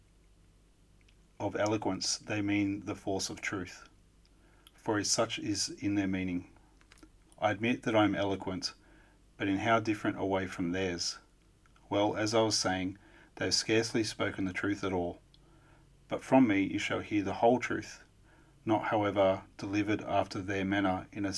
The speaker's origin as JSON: {"language": "English", "country": "Australia", "said": "I don't have any accent at all, being an Australian"}